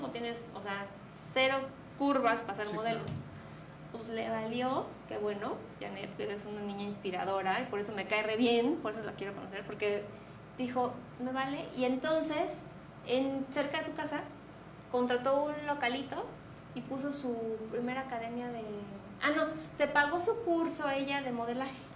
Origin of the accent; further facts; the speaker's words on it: Mexico City, Mexico; now in Querétaro, Mexico; nosotros que somos chilangos